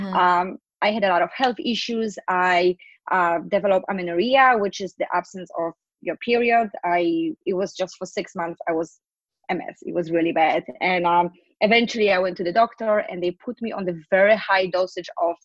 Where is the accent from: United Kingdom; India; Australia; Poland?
Poland; moved away as an adult; now in New York City, United States; I am originally from Poland, but I moved to New York City 10 years ago